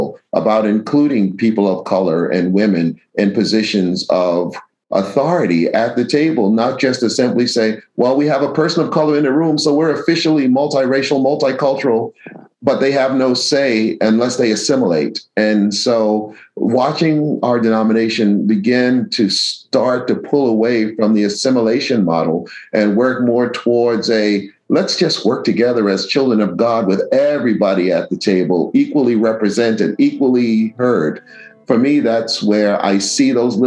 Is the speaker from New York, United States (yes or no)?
yes; New York City, New York, United States; the church where I grew up in Mott Haven Reformed Church in the Bronx